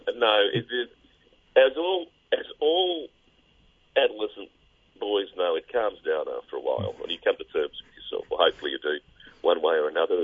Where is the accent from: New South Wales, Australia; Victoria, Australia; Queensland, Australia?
Queensland, Australia; Brisbane; I grew up in Brisbane